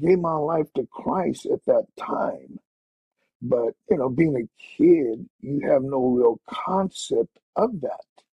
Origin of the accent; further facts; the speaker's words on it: Yuma, Arizona, United States; I was a teenager growing up in Yuma